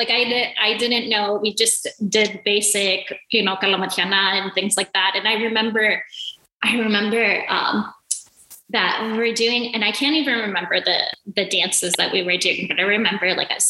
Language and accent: English; Athens, Attica, Greece; also born or lived in New York; I was born in New York, and then my family moved to Greece in Athens, where my dad is from. My mom's from Kastoria. And so I lived in Athens